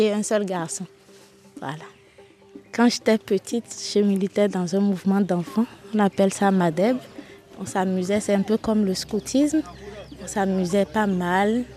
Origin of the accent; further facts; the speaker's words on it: Bohicon, Zou, Benin; j'ai grandi à Boycon, à côté. Une partie de mon enfance à Boycon. Donc je suis locuteur fond, je parle bien fond